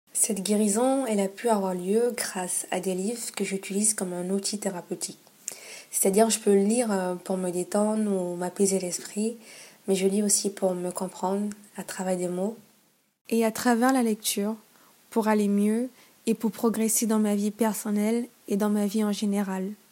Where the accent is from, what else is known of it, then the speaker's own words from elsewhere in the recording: Gabon; chez moi au Gabon